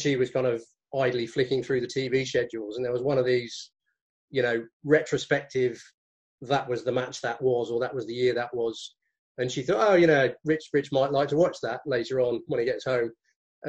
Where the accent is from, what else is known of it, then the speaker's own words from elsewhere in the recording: Burgess Hill, South East England, United Kingdom; moved away as an adult; now in Surrey, United Kingdom; I grew up in Burgess Hill and went to primary school there.